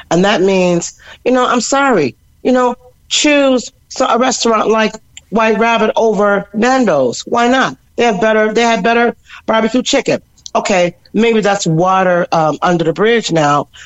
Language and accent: English; Cork, Munster, Ireland; born there; born, born. I was born in Cork. My musical life was born in Cork.